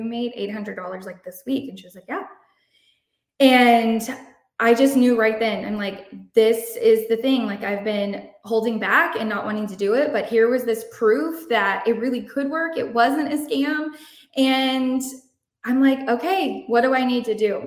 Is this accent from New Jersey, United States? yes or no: no; Shiner, Texas, United States; I'm from Shiner, Texas. I don't know if you know anything about Shiner, but it is literally a drop in the bucket, tiny town, 2,000 people.